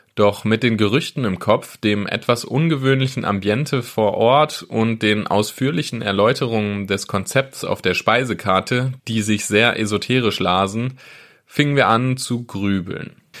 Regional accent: Wesel, North Rhine-Westphalia, Germany; moved away; Ich komme selbst ursprünglich aus Wesel

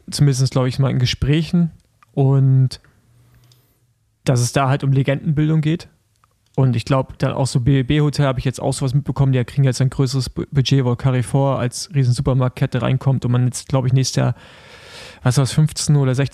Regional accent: Germany; Ich bin, ich bin Deutscher

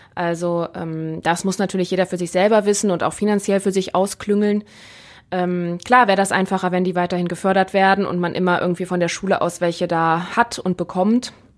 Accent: Neuss, North Rhine-Westphalia, Germany; meiner Heimatstadt, aus Neuss

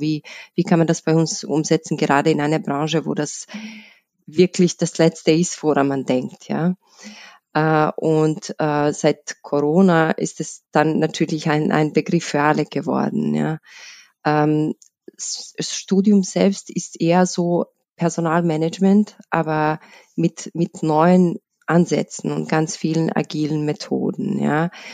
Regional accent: Bosnia & Herzegovina; moved away as an adult; now in Vienna, Austria; ich, ich komme aus, aus Bosnien, bin in Wien seit 2008, ähm, dort, also in Bosnien, in einem kleinen Stadt. Im, im Herzen Bosniens

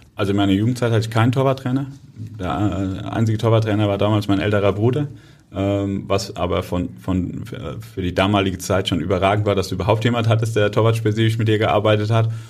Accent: Kaiserslautern, Rhineland-Palatinate, Germany; moved away as an adult; now in Hamburg, Germany; Was ich aus meiner Heimat vermisse, natürlich, ähm, wenn du dort aufgewachsen bist und dann hast du Familie dort

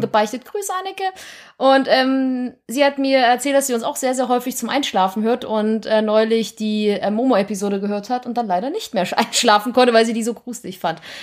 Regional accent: East Germany, Germany; ich komme aus dem Osten

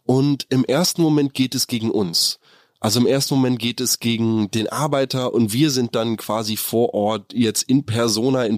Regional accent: Germany; wir als Deutschland, als Deutsche

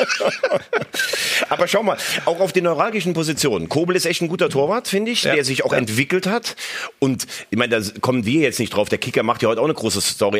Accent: Bell, Germany; in Bell, in meiner Heimat

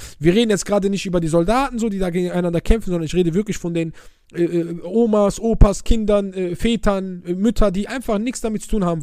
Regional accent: Oujda, Oriental, Morocco; ich wohne ja aus einer Grenzstadt, ich komme ja aus Wujda, so, ich bin ja Grenz Algerien.

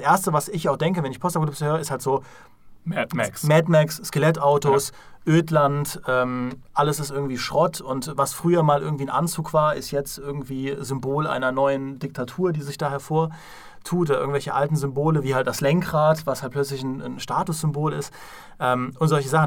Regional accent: Trier, Rhineland-Palatinate, Germany; kann ich als Trierer natürlich absolut nachvollziehen. Ja? ja? ich wurde in Ruinen geboren

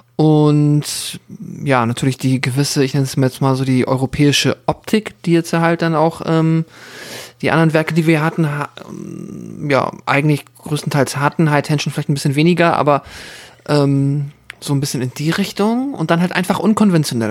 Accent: Germany; ich komme aus dem Dorf auch so und bei Hamburg, Hamburg Speckgürtel

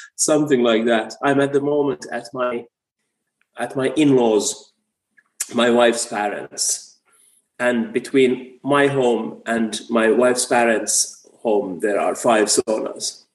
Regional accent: Finland; also born or lived in United States; my home country

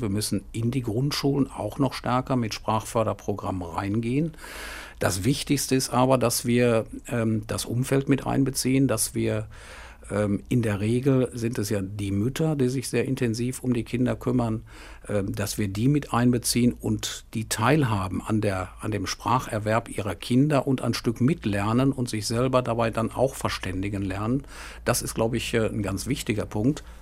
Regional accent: Hagen, North Rhine-Westphalia, Germany; ich bin zunächst mal gebürtiger Hagener, von da aus äh, kenne ich die Stadt von klein auf

